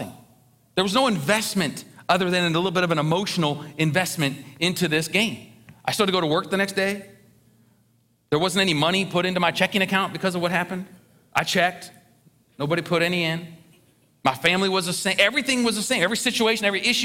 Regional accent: Ohio, United States; I grew up in Ohio.

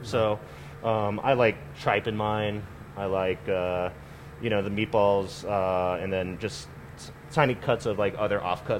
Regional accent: California, United States; born there; now in Colorado, United States; I was born in the Bay Area.

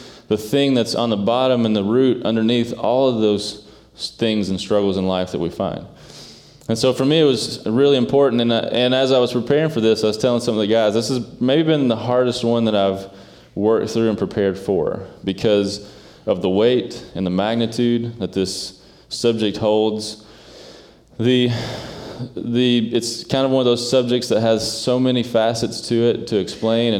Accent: Eastern Kentucky, United States; moved away; I grew up in an area called Eastern Kentucky

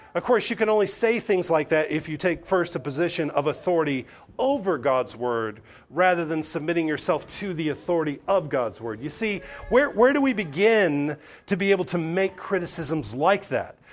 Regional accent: the South, United States; I grew up hearing in the South

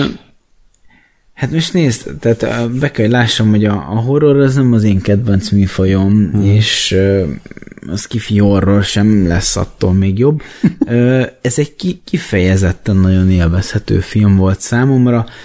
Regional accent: Hungary; én magyarként

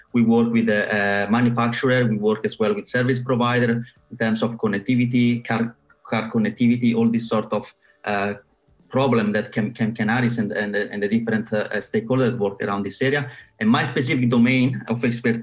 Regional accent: Italy; moved away as an adult; also born or lived in Rome, Italy / Surrey, United Kingdom; now in London, United Kingdom; I'm from Italy

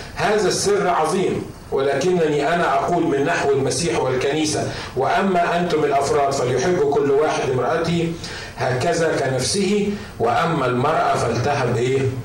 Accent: Egypt; عندنا في مصر

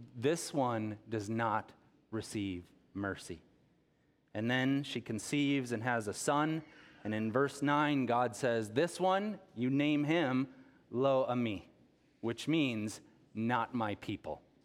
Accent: Rockton, Illinois, United States; also born or lived in Rockford, Illinois; grew up here on the tree farm in, in Rockton.

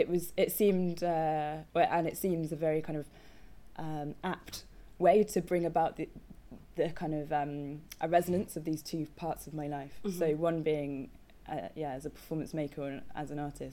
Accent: Coventry, West Midlands, United Kingdom; moved away as an adult; also born or lived in Dartington; I grew up in Coventry

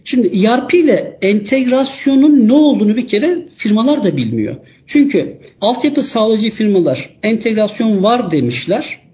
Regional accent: Istanbul, Turkey; 1980 İstanbul doğumluyum.

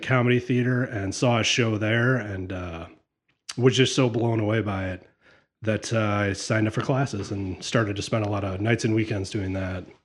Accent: Sylvania, Ohio, United States; also born or lived in Notre Dame, Indiana; I grew up in Sylvania.

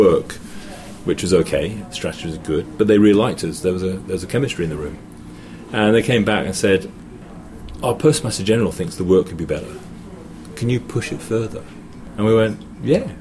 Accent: England, United Kingdom; moved away as an adult; also born or lived in Hong Kong; I'm English

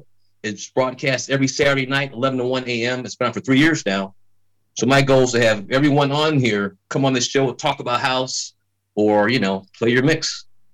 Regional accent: Chicago, Illinois, United States; now in Virginia, United States; I moved out east from Chicago to Virginia.

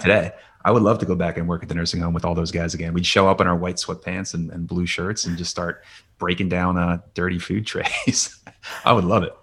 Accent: Lansdale, Pennsylvania, United States; also born or lived in California; now in Philadelphia, United States; grew up in Lansdale, went to North Penn High School out there and went to college in Philadelphia.

